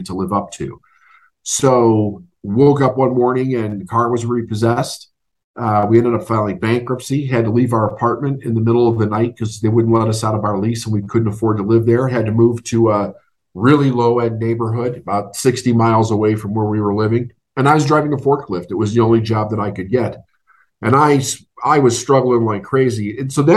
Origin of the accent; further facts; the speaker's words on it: Chicago, Illinois, United States; I'm from Chicago. Growing up was very interesting.